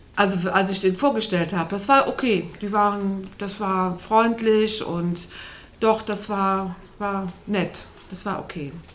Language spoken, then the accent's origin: German; Mirbach, Germany; in Mirbach, du kennst ja den Ort, wo ich groß geworden bin, der war ja ganz klein, Sebastian, 100 Einwohner nur